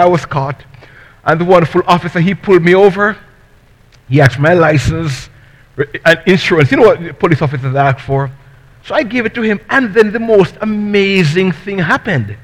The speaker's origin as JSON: {"language": "English", "country": "Jamaica", "moved": "yes", "lives_now": "United States", "said": "I'm from Jamaica"}